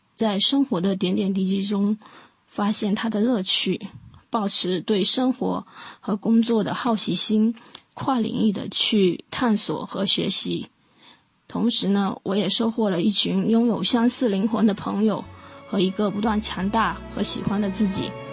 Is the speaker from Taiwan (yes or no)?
no; Fuzhou, Fujian, China; 作为一个福州人